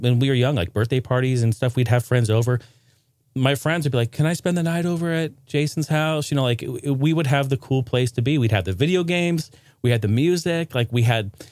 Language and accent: English; Portland, Oregon, United States; also born or lived in Clackamas, Oregon; I grew up in Portland, Oregon